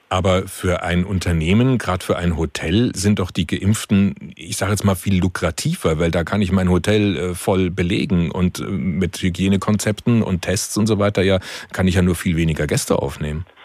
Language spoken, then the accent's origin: German; Germany; bei uns in Deutschland